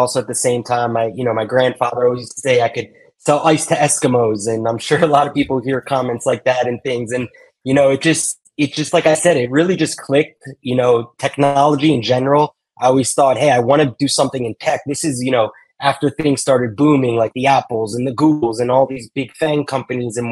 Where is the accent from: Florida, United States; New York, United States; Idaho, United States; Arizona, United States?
Florida, United States; Miami; I grew up here in Miami